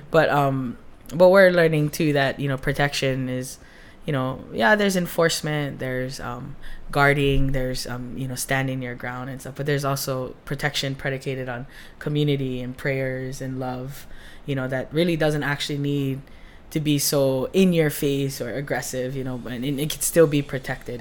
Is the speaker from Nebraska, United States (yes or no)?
no; Hawaii, United States; that identity of like being Hawaiian and in science